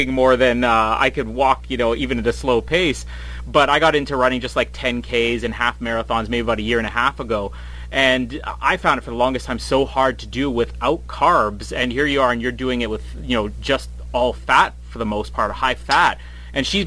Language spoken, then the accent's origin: English; Winnipeg, Manitoba, Canada; coming from Winnipeg